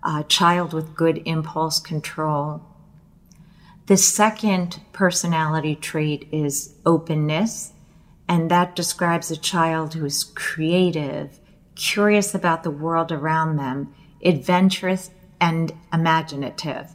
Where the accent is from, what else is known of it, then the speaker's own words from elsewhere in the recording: United States; I was born in the United States